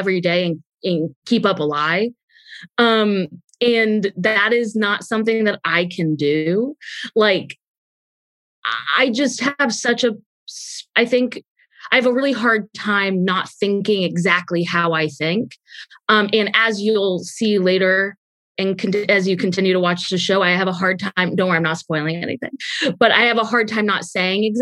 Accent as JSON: {"language": "English", "region": "Texas", "country": "United States", "said": "I'm a Jew from Texas"}